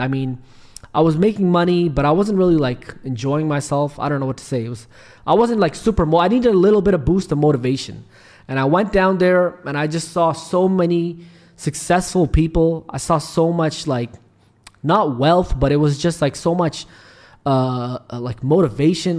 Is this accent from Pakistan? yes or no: yes; Pakistan; also born or lived in Canada; now in Dubai, United Arab Emirates; I'm originally from Pakistan